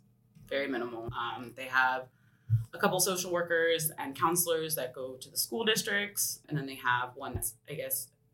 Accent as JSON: {"language": "English", "town": "Woodinville", "region": "Washington", "country": "United States", "said": "So I was able to reach out to some of the Woodinville City Council members because I'm from Woodinville."}